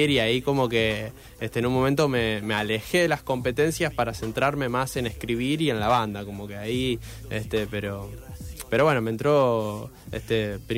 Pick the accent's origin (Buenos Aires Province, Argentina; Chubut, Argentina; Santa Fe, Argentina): Santa Fe, Argentina; Rosario; se puede hacer eh, algo con esto de, la música siendo rosarino, este, como no, hace falta caer en, solo en Buenos Aires